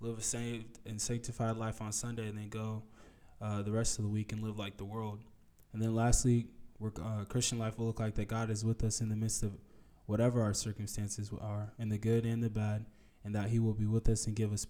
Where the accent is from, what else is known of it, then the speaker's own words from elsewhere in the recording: United States; especially growing up in America, living in America with a very materialistic idea